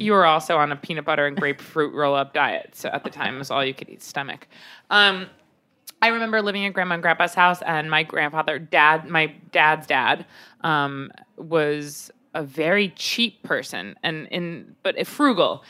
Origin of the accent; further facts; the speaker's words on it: Long Island, New York, United States; I grew up on Long Island